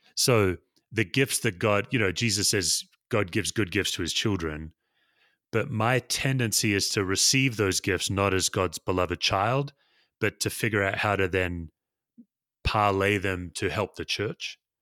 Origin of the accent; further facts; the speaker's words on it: Perth, Western Australia, Australia; moved away; I was born and raised in Perth, Western Australia